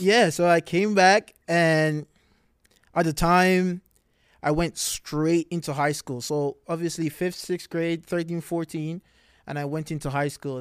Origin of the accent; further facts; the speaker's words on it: Montego Bay, Saint James, Jamaica; moved away as an adult; now in Florida, United States; I am from Jamaica